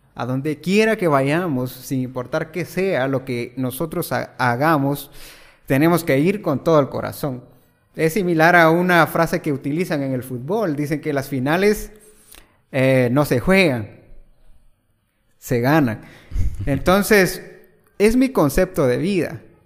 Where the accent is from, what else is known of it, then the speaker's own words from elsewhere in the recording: El Progreso, Jutiapa, Guatemala; originario de Jutiapa y, pues, resido también en en Ovejero Progreso Jutiapa prácticamente toda mi vida pues viviéndola allí, estudiando allí